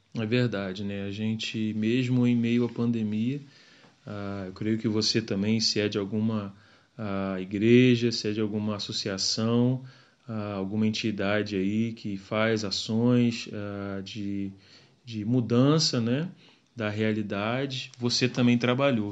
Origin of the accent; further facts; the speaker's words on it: Macaé, Rio de Janeiro, Brazil; moved away as an adult; now in Mozambique; a gente é do Rio, né? Macaé, região dos lagos